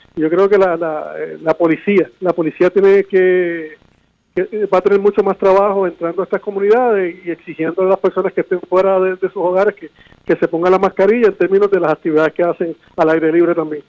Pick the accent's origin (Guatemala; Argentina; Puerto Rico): Puerto Rico; San Juan; un hijo de la casa, nacido y criado en San Juan